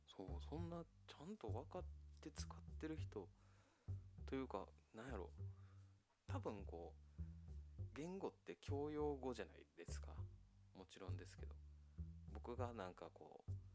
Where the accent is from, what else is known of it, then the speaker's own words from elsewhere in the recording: Japan; 日本で生まれ育ったのでね